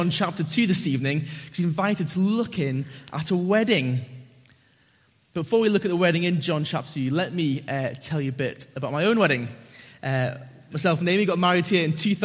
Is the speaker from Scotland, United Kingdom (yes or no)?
no; Northumberland, North East England, United Kingdom; I grew up in Northumberland, and a lot of my mates are farmers and rugby players.